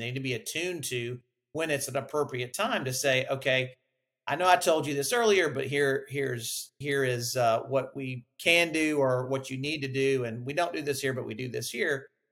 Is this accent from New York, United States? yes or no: no; Huntsville, Alabama, United States; I grew up in Huntsville, Alabama, near the Space and Rocket Center.